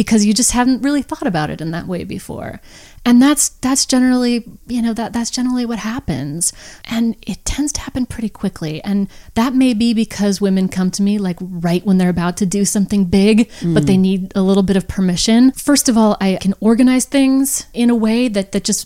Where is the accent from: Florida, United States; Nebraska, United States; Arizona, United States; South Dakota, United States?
Arizona, United States; Phoenix; I was born in Phoenix, Arizona